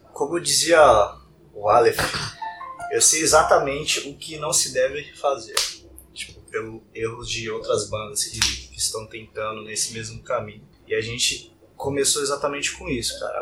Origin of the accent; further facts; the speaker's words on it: São Paulo, Brazil; sou da Zona Leste de São Paulo. Extremo Leste